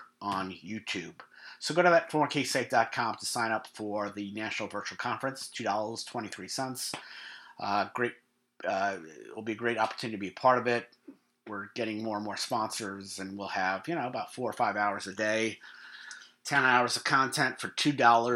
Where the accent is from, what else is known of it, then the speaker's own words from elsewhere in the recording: New York, United States; We haven't been in New York, my hometown, since 2019